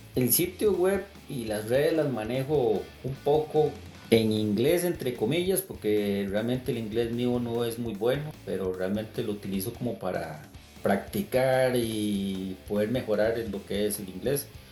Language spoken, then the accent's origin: Spanish; Costa Rica; soy de Costa Rica